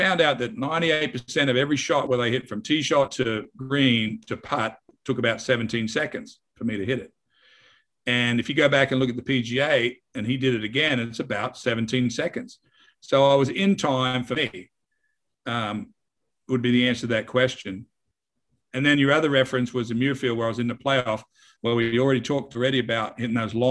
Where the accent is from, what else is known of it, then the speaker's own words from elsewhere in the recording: Wagga Wagga, New South Wales, Australia; moved away as an adult; also born or lived in Houston, Texas; now in United States; I was from Wagga